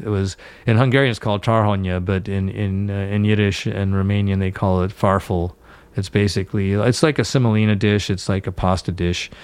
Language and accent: English; West Coast, United States; moved away as an adult; I'm from the West Coast, so I moved back